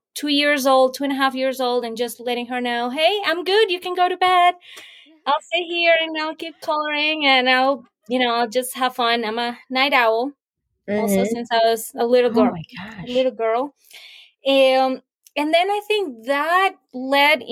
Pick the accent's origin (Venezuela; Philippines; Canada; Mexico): Venezuela; now in United States; I was, born and raised in Venezuela